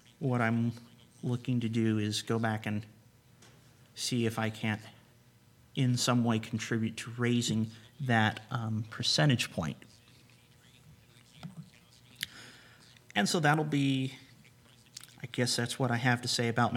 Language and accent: English; United States; moved away as an adult; also born or lived in Slovakia; you're an American in Slovakia